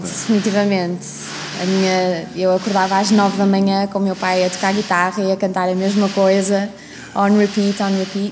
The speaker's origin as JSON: {"language": "Portuguese", "town": "Vila Nova de Famalicão", "region": "Braga", "country": "Portugal", "tie": "born or raised there", "also_born_or_lived": "Scotland", "said": "em Vila Nova de Famalicão, onde eu cresci"}